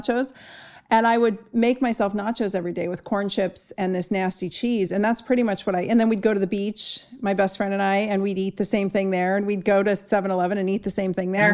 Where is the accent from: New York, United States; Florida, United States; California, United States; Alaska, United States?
California, United States; Southern; I grew up in Southern California